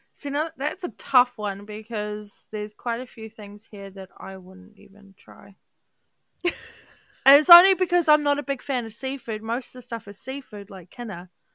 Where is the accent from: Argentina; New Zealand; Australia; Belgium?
New Zealand; also born or lived in Auckland; now in Dunedin, New Zealand; I, am Kiwi Kiwi through and through